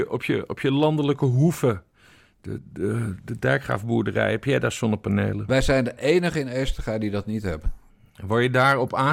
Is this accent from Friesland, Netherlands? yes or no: yes; Friesland, Netherlands; Ik kom uit Friesland.